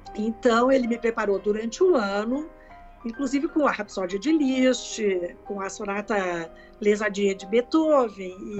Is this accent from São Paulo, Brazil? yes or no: no; Caxias do Sul, Rio Grande do Sul, Brazil; now in Porto Alegre, Brazil; eu sou natural de Caxias do Sul e com quatro anos eh, a minha mãe me colocou numa professora de piano